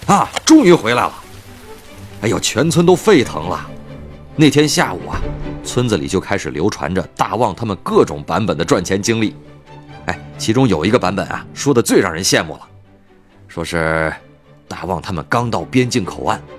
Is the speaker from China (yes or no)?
yes; Yunnan, China; moved away; 因为我的老家呀，就是云南的